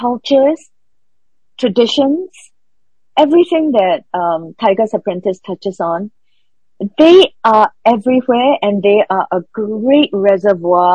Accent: Singapore; I'm Singaporean Chinese

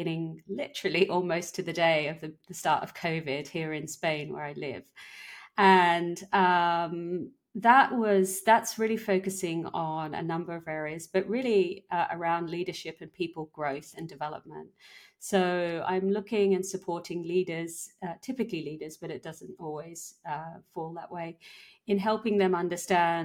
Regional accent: Papua New Guinea; moved away; also born or lived in London / Barcelona; born and raised in Papua New Guinea

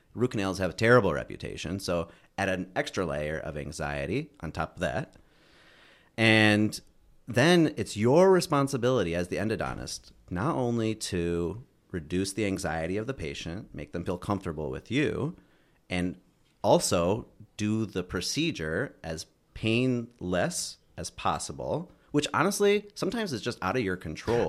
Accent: Bloomfield Hills, Michigan, United States; I grew up in Michigan. I'm from Michigan. Um, uh, grew up in, like, Bloom-, Bloomfield Hills area

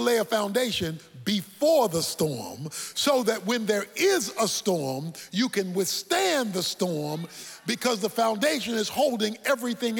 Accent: Baltimore, Maryland, United States; When I was a boy growing up in Baltimore

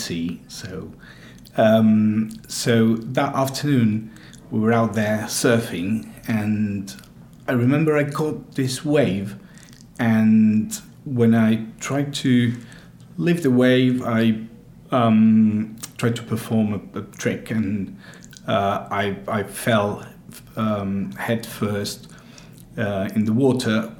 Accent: Argentina; now in United Kingdom; I'm from Argentina.

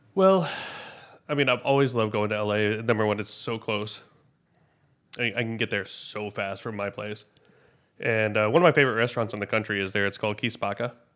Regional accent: Memphis, Tennessee, United States; moved away; growing up in Memphis

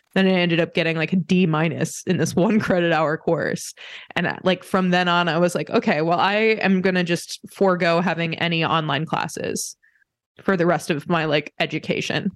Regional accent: Indiana, United States; I grew up in Indiana

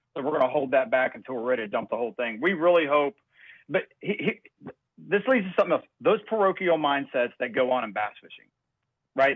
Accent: United States; I grew up on the Ohio River

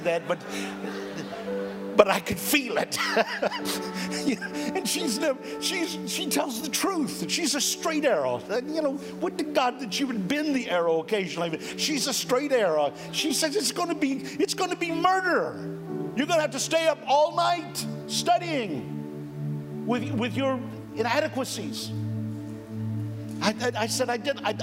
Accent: Florida, United States; moved away as an adult; also born or lived in Minneapolis, Minnesota; I was born in Florida and did all of my ministry in Florida.

